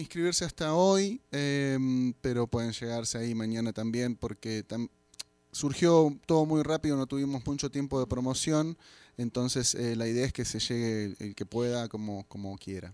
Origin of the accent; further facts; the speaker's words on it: Buenos Aires, Argentina; vengo de Buenos Aires, Argentina.